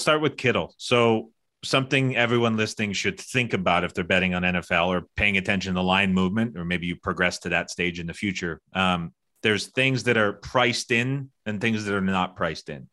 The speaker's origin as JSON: {"language": "English", "country": "Canada", "said": "I'm Canadian"}